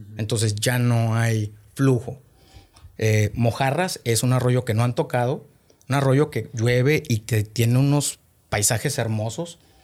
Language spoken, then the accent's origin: Spanish; Monterrey, Nuevo León, Mexico; also born or lived in Los Herreros, Nuevo León; nací aquí en Monterrey, este, orgullosamente regio